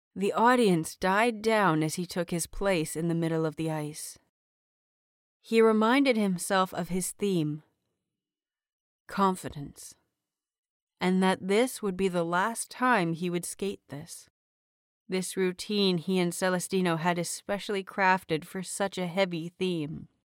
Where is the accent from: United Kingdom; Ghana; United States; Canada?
Canada; I am Canadian, very proudly Canadian